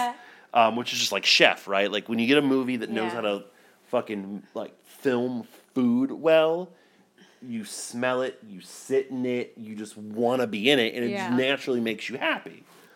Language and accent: English; United States; as an American